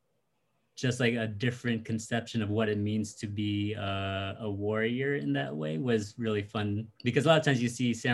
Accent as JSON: {"language": "English", "region": "Connecticut", "country": "United States", "tie": "born or raised there", "also_born_or_lived": "Washington, D.C.", "moved": "yes", "lives_now": "San Diego, United States", "said": "I grew up in Connecticut"}